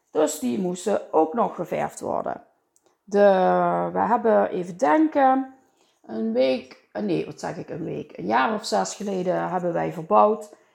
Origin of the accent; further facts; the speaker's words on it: Limburg, Netherlands; En eh, ja, daar zijn, wij, eh, daar zijn wij Limburgers voor, hè?